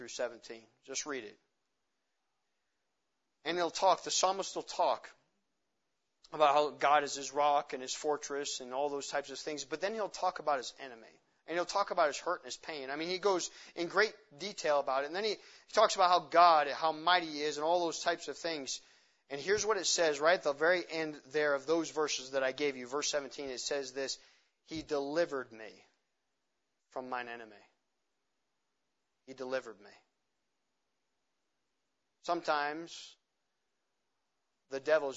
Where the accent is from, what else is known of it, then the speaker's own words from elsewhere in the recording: Montana, United States; I'm from Montana